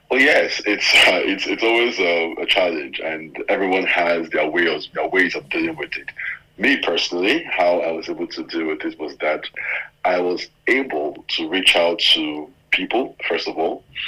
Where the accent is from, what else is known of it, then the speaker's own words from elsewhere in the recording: Nigeria; being a Nigerian, being a Nigerian